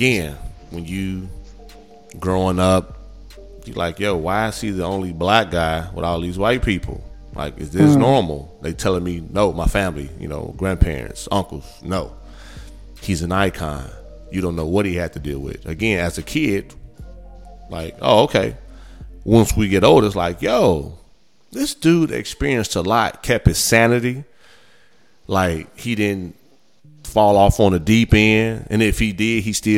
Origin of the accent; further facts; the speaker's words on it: Gary, Indiana, United States; I grew up in Gary, Indiana. Majority of us are black